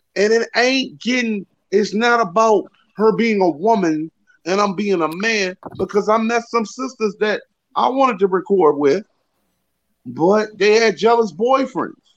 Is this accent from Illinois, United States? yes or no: no; Richmond, Virginia, United States; now in New York, United States; I'm from Richmond, Virginia, I live in New York.